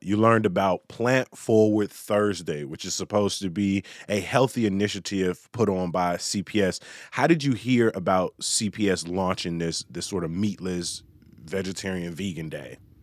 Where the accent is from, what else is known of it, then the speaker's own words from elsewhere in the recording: Chicago, Illinois, United States; somebody born and raised in Chicago